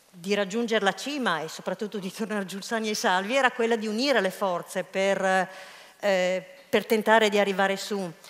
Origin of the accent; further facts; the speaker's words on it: Rome, Lazio, Italy; eravamo in tre stagionati, io romano e, e uno spagnolo